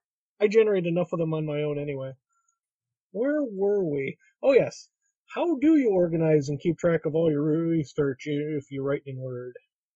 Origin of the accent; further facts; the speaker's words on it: Michigan, United States; I haven't even been to Canada, and I'm from Michigan